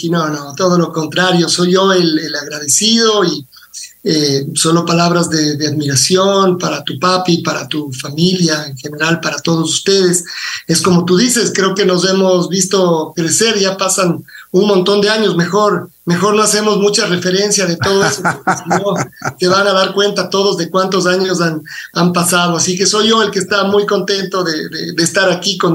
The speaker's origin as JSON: {"language": "Spanish", "town": "Quito", "region": "Pichincha", "country": "Ecuador", "said": "A yo, yo soy quiteño, es decir, mi papá y mi mamá son, son quiteños también"}